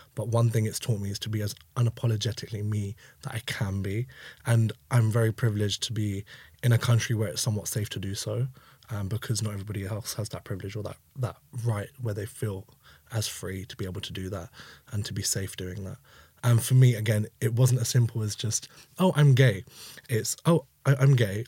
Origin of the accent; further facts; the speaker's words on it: London, United Kingdom; growing up in East London